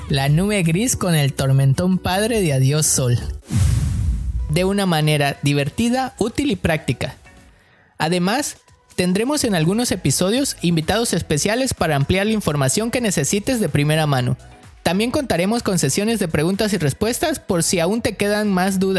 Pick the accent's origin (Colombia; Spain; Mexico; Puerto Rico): Mexico; southern Mexico; moved away as an adult; now in Vancouver, Canada; tengo aproximadamente dos años en Canadá, soy del sur de México y también vine a estudiar y ahora vivo y trabajo en Vancouver.